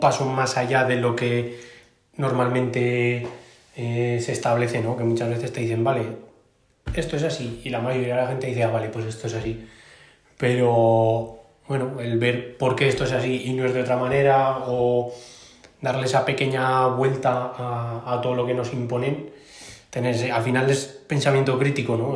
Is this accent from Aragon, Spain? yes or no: yes; Aragon, Spain; como buen maño